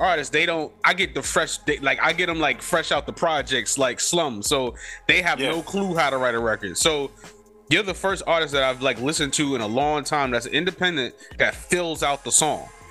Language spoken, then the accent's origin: English; New York City, New York, United States; born or raised there; also born or lived in Germany